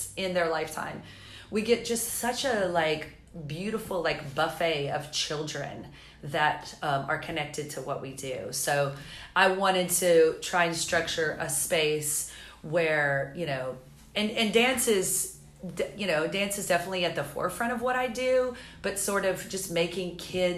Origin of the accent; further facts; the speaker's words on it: the South, United States; moved away as an adult; also born or lived in Los Angeles; now in Charleston, United States; I have family in Myrtle Beach and I'm from the South